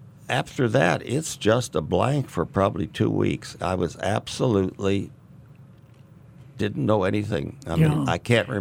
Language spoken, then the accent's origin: English; St. Louis, Missouri, United States; Well, I was born in St. Louis, Missouri, and just raised right there.